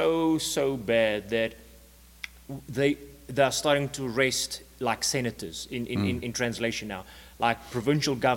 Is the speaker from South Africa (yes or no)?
yes; South Africa; For the first 20 years of my adult life as a South African citizen